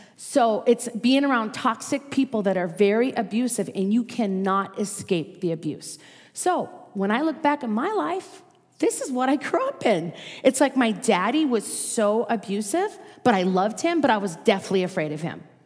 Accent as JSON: {"language": "English", "region": "Minnesota", "country": "United States", "tie": "born or raised there", "accent": "Minnesota", "moved": "as an adult", "lives_now": "Las Vegas, United States", "said": "I was raised in Minnesota"}